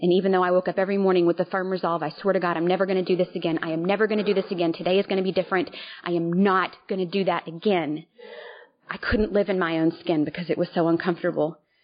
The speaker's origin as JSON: {"language": "English", "town": "Little Rock", "region": "Arkansas", "country": "United States", "tie": "born or raised there", "moved": "as an adult", "lives_now": "New Hampshire, United States", "said": "I currently live in New Hampshire, but um born and raised in Little Rock."}